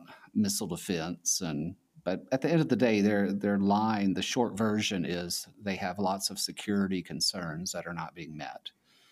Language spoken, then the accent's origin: English; United States; also born or lived in China; being an American